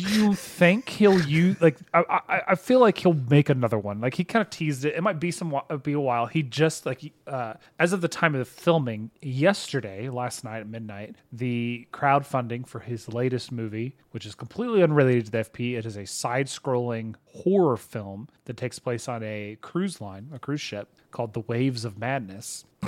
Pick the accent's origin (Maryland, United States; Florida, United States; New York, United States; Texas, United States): Texas, United States; We're just from Texas